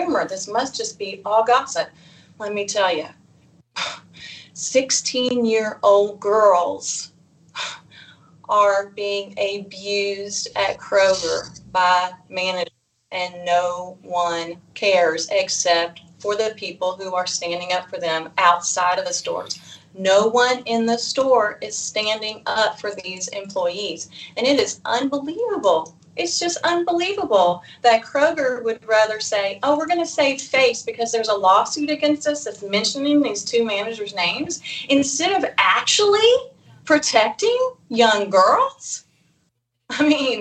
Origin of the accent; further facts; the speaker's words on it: Eastern Kentucky, United States; I came from Eastern Kentucky